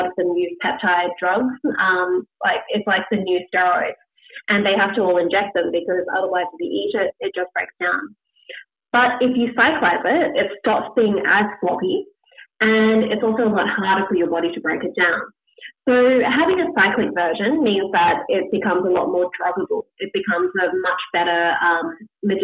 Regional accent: Australia; being Australian

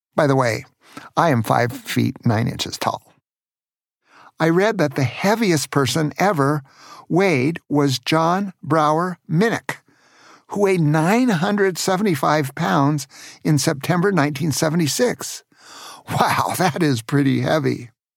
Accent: Tacoma, Washington, United States; When I was a teenager growing up in Tacoma, Washington

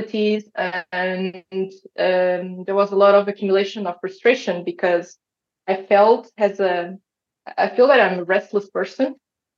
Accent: Portugal; I'm Portuguese. I was born and raised in Portugal

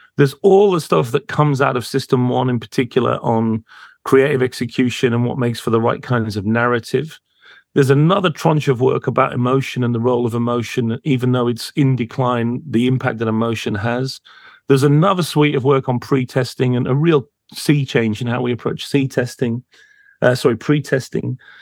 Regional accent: United States; I grew up in America

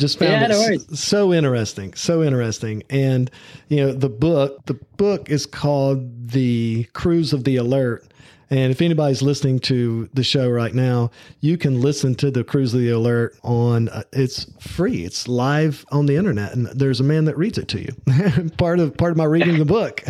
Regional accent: the South, United States; accent: Southern; my Southern accent

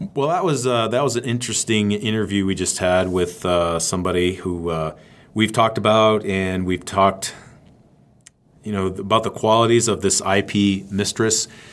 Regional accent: Maine, United States; I'm from Maine

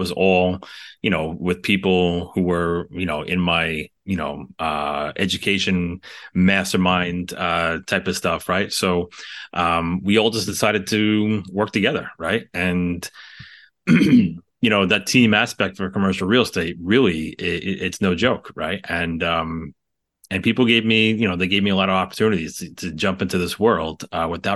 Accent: New York City, New York, United States; We're from the New York City area

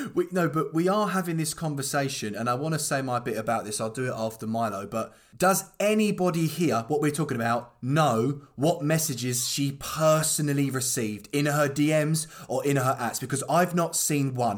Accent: Croydon, London, United Kingdom; I'm from Croydon, born and bred. I've been raised up in South London

